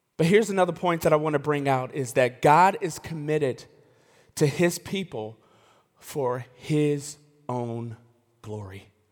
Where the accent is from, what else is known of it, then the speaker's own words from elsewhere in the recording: Elmhurst, Illinois, United States; I grew up in the West Suburbs. of Chicago. A, a, and I like to say I'm from Chicago. I can't really claim it because I'm from the west suburbs of Chicago. It's, it's, it's Elmhurst